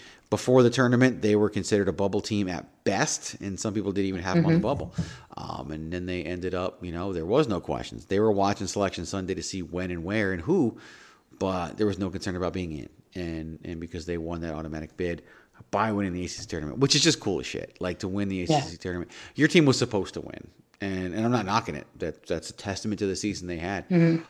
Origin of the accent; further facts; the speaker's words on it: Virginia, United States; growing up in Virginia, that's just what you saw and watched and followed.